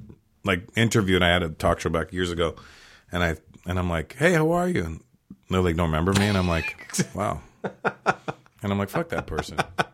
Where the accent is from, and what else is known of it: Toronto, Ontario, Canada; born or raised there; moved away as an adult; now in Los Angeles, United States